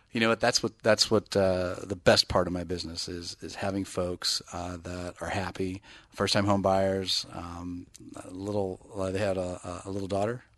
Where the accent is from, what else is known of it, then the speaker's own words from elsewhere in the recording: Bay Area, California, United States; now in Northern California, United States; I'm from the Bay Area